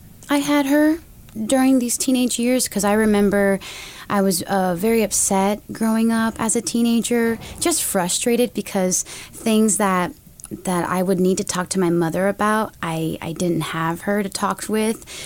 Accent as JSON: {"language": "English", "country": "United States", "said": "I'm an American woman"}